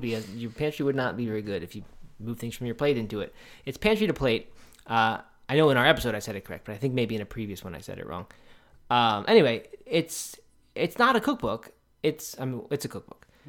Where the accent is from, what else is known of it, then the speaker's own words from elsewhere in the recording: Bel Air, Maryland, United States; I grew up in Bel Air